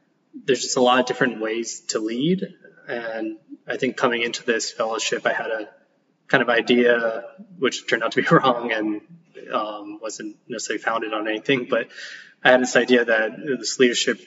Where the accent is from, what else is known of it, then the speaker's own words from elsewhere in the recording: Kailua, Hawaii, United States; also born or lived in Boston; So I'm from Oahu. I was born and raised in Kailua.